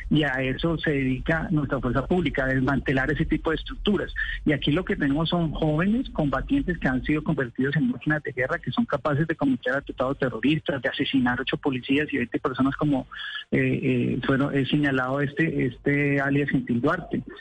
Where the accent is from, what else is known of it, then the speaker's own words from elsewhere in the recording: Colombia; yo me hago como, como colombiano